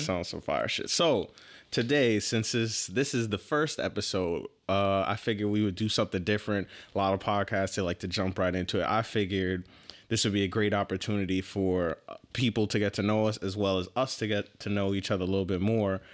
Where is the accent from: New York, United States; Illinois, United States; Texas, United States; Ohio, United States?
New York, United States; New York City; I was born in Manhattan and grew up on, I actually grew up in East Harlem, hundred and first Street